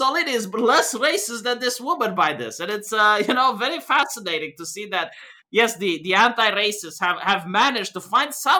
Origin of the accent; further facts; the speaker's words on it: Romania; I'm white, but I'm from Romania